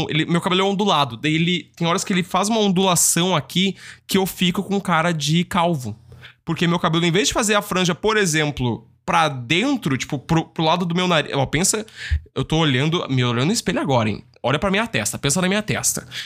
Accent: Rio Grande do Sul, Brazil; Tem que ser na churrasqueira. Eu sou gaúcho, sou.

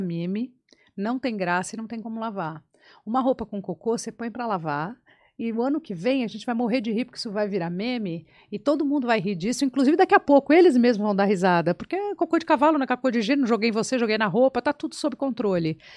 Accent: São Paulo, Brazil; eu nasci na Lapa, tá. em São Paulo

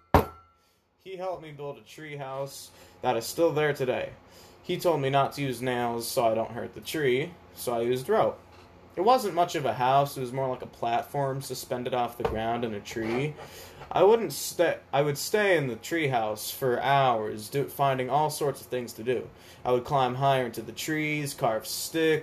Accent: Atlanta, Georgia, United States; I was born in Atlanta, Georgia

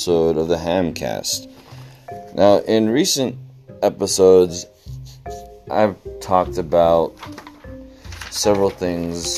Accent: Utah, United States; my hometown here in the great state of Utah

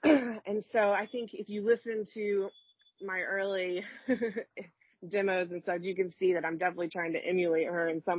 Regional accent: Birmingham, Alabama, United States; moved away; I'm from Birmingham, Alabama

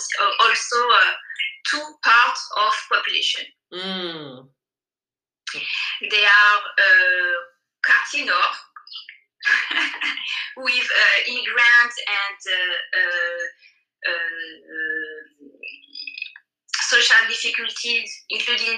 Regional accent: Guadeloupe; English is a second language; moved away as an adult; also born or lived in Paris, France; now in Marseille, France; I come from Guadalupe. So for an island girl like me

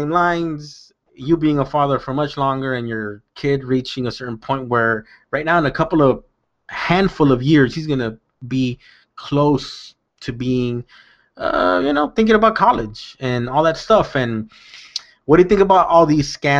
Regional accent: South Gate, California, United States; I grew up in Southgate, California

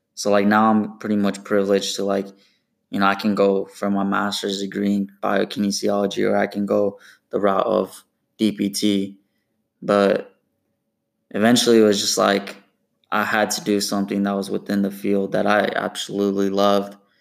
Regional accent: Portland, Oregon, United States; also born or lived in Corvallis, Oregon; I was born and raised in Portland, Oregon

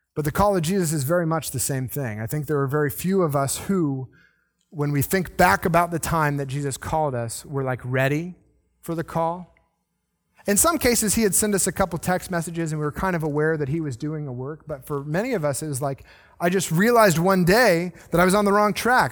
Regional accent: the South, United States; I'm the one person who is kind of born in the South

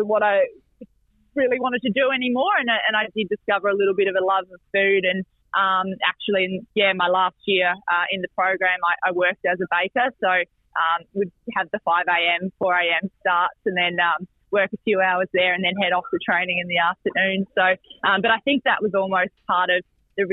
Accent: Victoria, Australia; I guess, growing up in Victoria

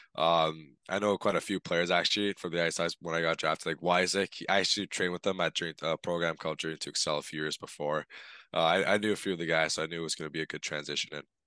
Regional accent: Toronto, Ontario, Canada; back home in Toronto, that's where I'm from

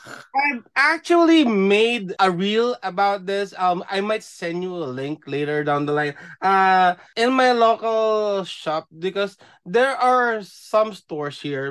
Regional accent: Philippines; now in Japan; being a Filipino, being from the Philippines

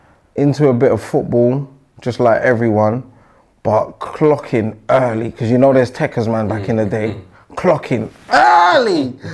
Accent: Hackney, London, United Kingdom; I'm from Hackney. Grew up. My first early days was Bannister. Was it in the Bannister? No, Nesbitt House. Okay. Nesbitt House. That's Homerton. Then moved to Jack Dunning.

